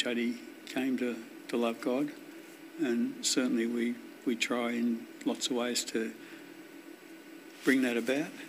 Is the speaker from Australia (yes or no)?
yes; Wonthaggi, Victoria, Australia; Grew up on a farm down near Wonthaggi.